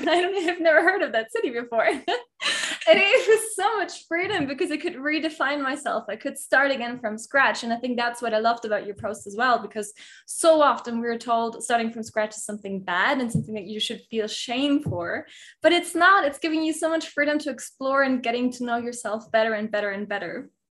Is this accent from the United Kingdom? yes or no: no; Germany; moved away as an adult; now in Mexico; I grew I grew up in Germany and now I live in Mexico